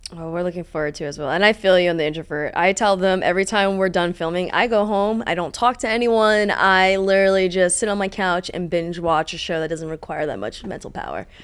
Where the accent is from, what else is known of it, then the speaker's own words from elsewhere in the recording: East Coast, United States; now in Los Angeles, United States; I'm from the East Coast